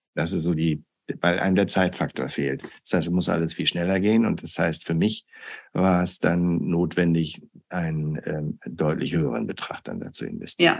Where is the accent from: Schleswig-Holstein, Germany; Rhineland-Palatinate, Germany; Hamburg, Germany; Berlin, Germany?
Hamburg, Germany; moved away as an adult; also born or lived in United States; ich komme aus Hamburg